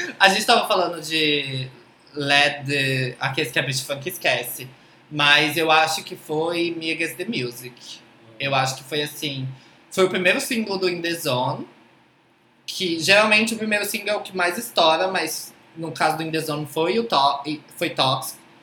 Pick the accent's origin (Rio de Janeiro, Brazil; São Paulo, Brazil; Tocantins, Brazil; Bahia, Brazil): Tocantins, Brazil; moved away; also born or lived in Southeast Brazil; eu nasci em Tocantins